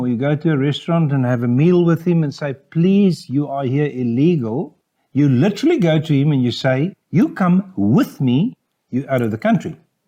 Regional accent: Cape Town, Western Cape, South Africa; we're all from Cape Town

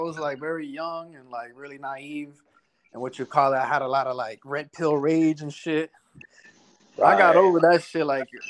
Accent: Miami, Florida, United States; I'm from Miami. I grew up here, what you call it, born and raised out here. My parents, they're from DR, they're from Dominican Republic. Mm-hmm. So I got that Dominican side to me

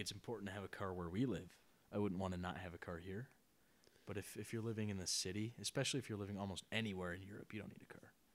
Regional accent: Detroit, Michigan, United States; I'm from Detroit

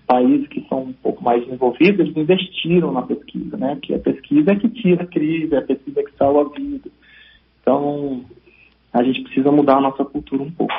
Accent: São Paulo, Brazil; now in Espírito Santo, Brazil; eu vim de São Paulo, sou paulista

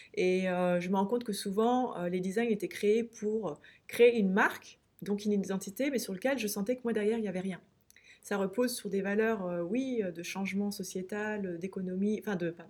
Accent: France; moved away as an adult; also born or lived in Pyrenees; Paris, Orléans, là où j'ai grandi et, été étudiante

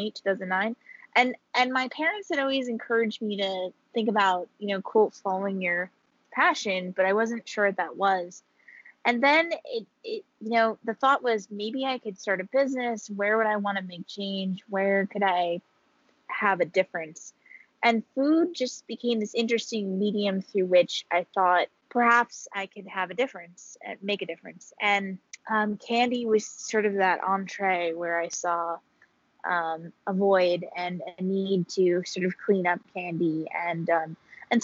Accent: Hudson River Valley, New York, United States; I grew up in the Hudson River Valley region of New York, which is about an hour and a half, hour and 45 north of New York City

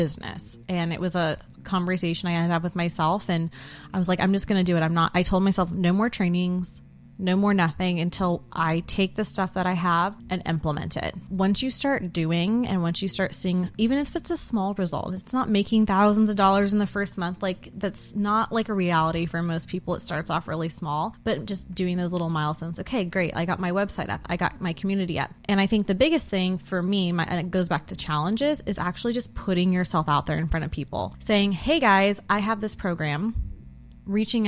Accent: Bay Area, California, United States; moved away as an adult; now in Dallas, United States; We were both born, raised the Bay Area of California

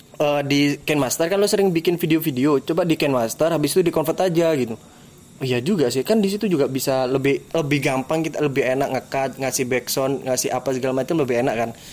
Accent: East Java, Indonesia; di daerah gua, bro. Di Bawean

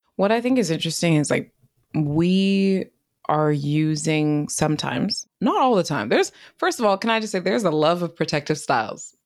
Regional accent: East Bay area, California, United States; I grew up in the East Bay area

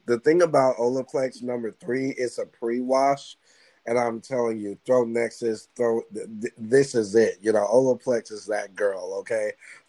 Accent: Dallas, Texas, United States; I'm from Dallas.

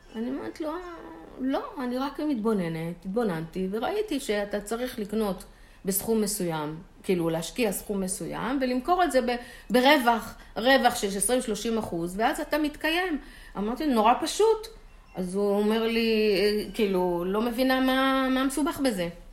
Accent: Holon, Tel Aviv District, Israel; בשכונה שגדלתי, תל גיבורים, חולון

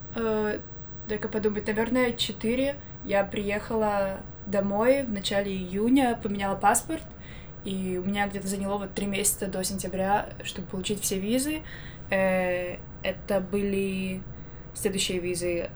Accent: Minsk, Belarus; also born or lived in Armenia / Ecuador; now in United States; Я из Минска, из Беларуси

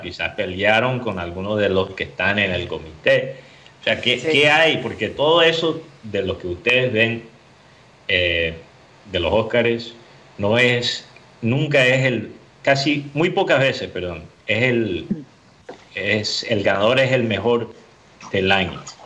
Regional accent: Miami, Florida, United States; yo soy de Miami. Entonces yo puedo hablar mal de Miami

